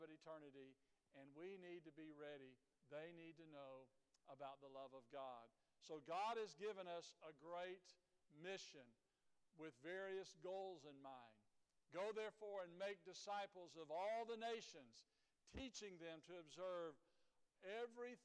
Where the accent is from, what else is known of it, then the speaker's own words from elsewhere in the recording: Dripping Springs, United States; I was born in Dripping Springs, was raised here